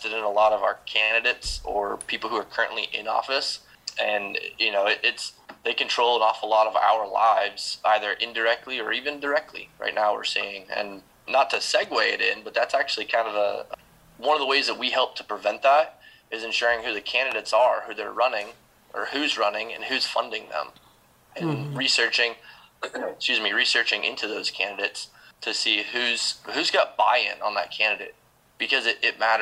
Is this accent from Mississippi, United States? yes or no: no; Rumford, Maine, United States; originally from Maine, there's a small paper mill town.